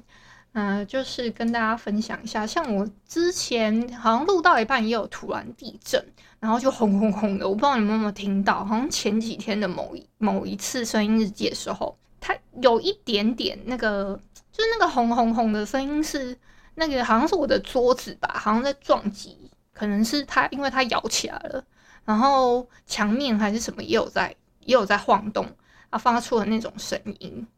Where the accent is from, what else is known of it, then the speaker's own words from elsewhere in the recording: Hualien, Hualien County, Taiwan; 我因为我住花莲，诶，应该不会有听友不知道我是花莲人吧？然后自己自认为这是一个自认为，那我再讲一次，我是花莲人。